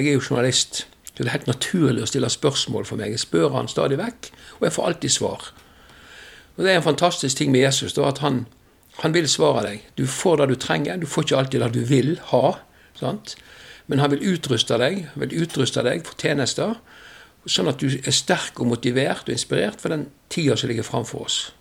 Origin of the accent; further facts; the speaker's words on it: west of Bergen, Vestland, Norway; Jeg kommer vest for Bergen, derfor er jeg havstril